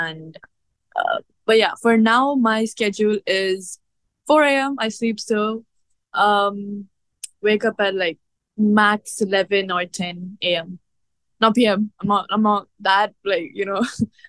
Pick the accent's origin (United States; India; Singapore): India; accent: Indian; Yeah, I've gotten like a lot of criticism of my accent, and like till date I do feel insecure about it, like about how I speak, my Indian comes out, you know.